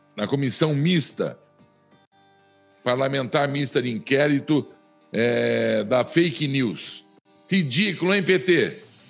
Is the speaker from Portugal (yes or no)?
no; Flórida Paulista, São Paulo, Brazil; de Flórida Paulista, onde eu me criei